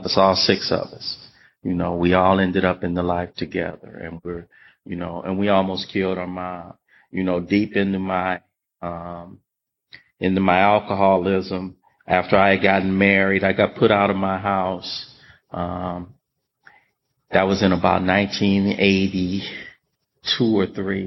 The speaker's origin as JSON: {"language": "English", "town": "Los Angeles", "region": "California", "country": "United States", "tie": "born or raised there", "said": "I grew up in South Central Los Angeles"}